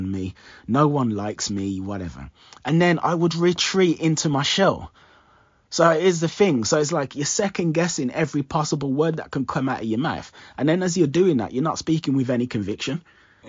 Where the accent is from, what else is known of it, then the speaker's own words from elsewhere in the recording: Jamaica; I'm Jamaican